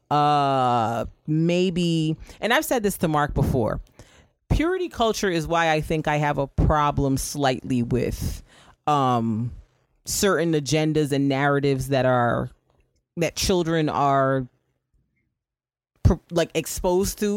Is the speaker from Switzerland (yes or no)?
no; Barbados; moved away; the church I grew up in Barbados